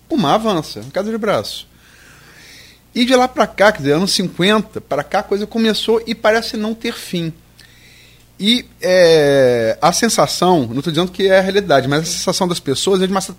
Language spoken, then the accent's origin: Portuguese; Campos, Rio de Janeiro, Brazil; also born or lived in Niterói; A Tafona, eu nasci em Niterói, fui criado em Campos, mas eu, quando me pergunto, eu vou viajo no mundo, você dá onde? Eu sou, eu sou Tafona